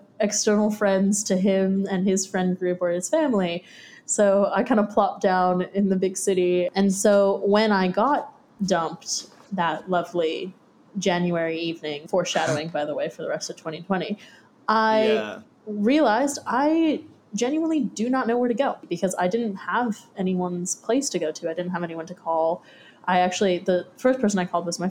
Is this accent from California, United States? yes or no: yes; Santa Cruz, California, United States; moved away as an adult; now in Australia; I'm from Santa Cruz, California, which is about an hour and 20 minutes south of San Francisco.